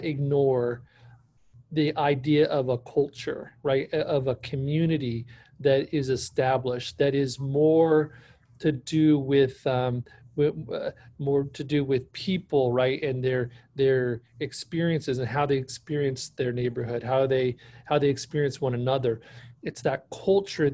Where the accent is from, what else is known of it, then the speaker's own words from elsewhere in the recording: Bakersfield, California, United States; I was born and raised here in Bakersfield, California